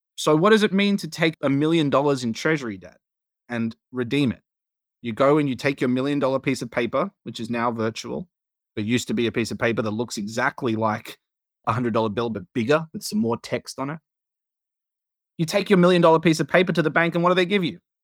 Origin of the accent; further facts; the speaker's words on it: Australia; now in United States; as an Australian